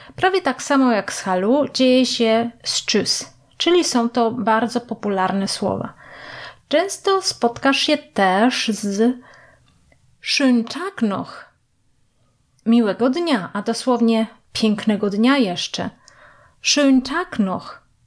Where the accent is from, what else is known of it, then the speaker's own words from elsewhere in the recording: Jelenia Góra, Lower Silesian Voivodeship, Poland; moved away as an adult; now in Germany; Jestem z Polski, z Jeleniej Góry